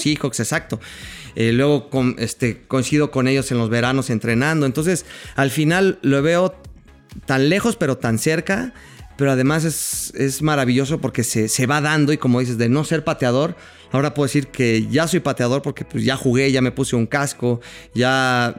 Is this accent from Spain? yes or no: no; Mexico; nosotros los mexicanos